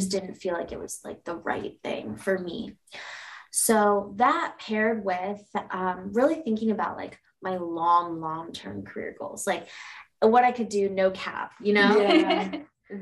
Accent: Indiana, United States; I was born and raised in Indiana

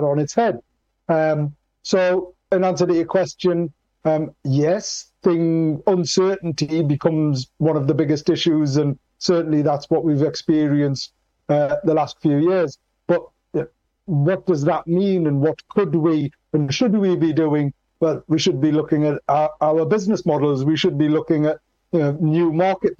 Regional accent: Newcastle upon Tyne, North East England, United Kingdom; I was born in Newcastle, and we're particularly, the whole of the Northeast is particularly proud, positive, and passionate

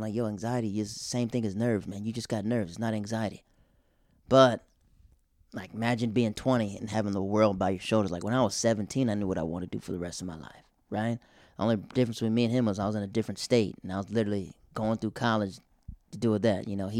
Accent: the South, United States; moved away; I'm from the South, so we have church revivals in this tent.

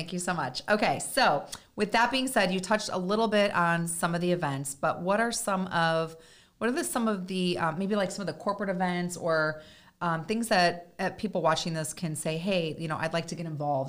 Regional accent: Chicago, Illinois, United States; I grew up in the Chicago area

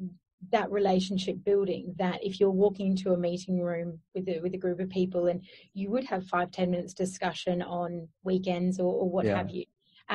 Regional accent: Brisbane, Queensland, Australia; moved away; also born or lived in Sydney; I'm originally from Brisbane and Queensland

